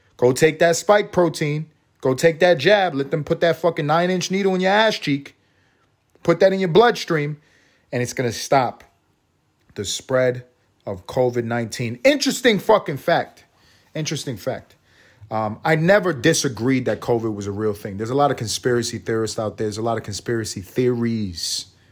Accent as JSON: {"language": "English", "town": "New York City", "region": "New York", "country": "United States", "tie": "born or raised there", "said": "I grew up in New York City."}